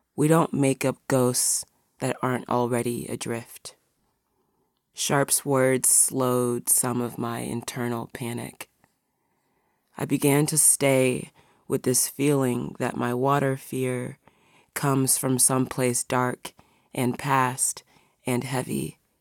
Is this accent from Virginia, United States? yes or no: yes; near the Potomac River, Virginia, United States; moved away as an adult; I was born a few minutes from the Potomac River. Less than a month ago, I packed what I had and headed back to Virginia.